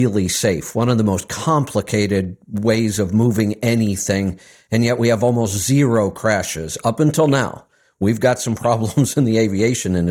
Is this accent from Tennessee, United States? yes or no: no; Cleveland, Ohio, United States; moved away; my hometown, one of the suburbs of Cleveland